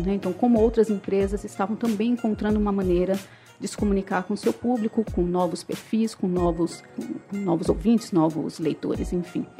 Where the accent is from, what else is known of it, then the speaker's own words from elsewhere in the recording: São Paulo, Brazil; moved away as an adult; now in Fortaleza, Brazil; eu sou de São Paulo, eu vim a Fortaleza há mais de 20 anos.